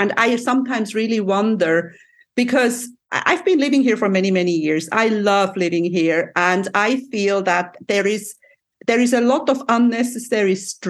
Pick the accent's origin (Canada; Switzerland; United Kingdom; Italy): Switzerland; now in Cyprus; I'm from Switzerland